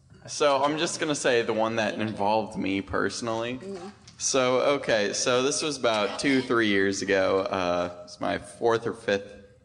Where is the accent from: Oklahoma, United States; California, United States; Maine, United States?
California, United States; China Lake; I'm from China Lake, California